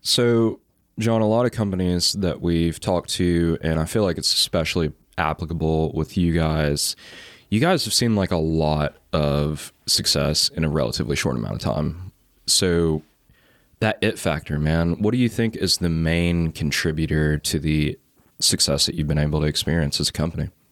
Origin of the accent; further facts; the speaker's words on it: Chattanooga, Tennessee, United States; being, like, from Chattanooga